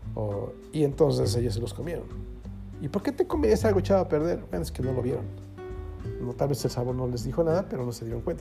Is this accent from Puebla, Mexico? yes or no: no; Mexico City, Mexico; para los que somos chilangos